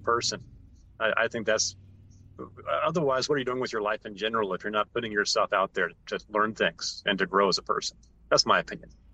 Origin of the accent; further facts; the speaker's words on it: Asheville, North Carolina, United States; I'm from Asheville, North Carolina.